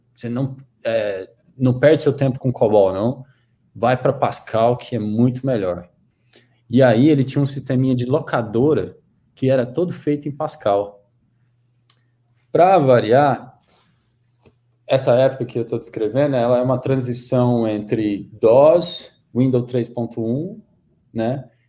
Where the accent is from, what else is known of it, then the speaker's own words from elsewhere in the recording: Goiânia, Goiás, Brazil; accent: Goiânia accent; moved away as an adult; also born or lived in Brasília; eu sou de Goiânia, Goiás. Tem esse, esse, aqui eles chamam de accent, né? Uh, tem esse sotaque, assim, de Goiânia, com muito orgulho.